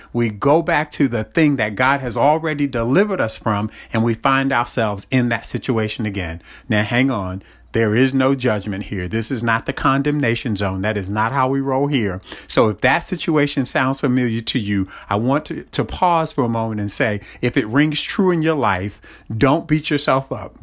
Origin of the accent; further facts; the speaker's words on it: Baltimore, Maryland, United States; I grew up in Baltimore, and my family's from North Carolina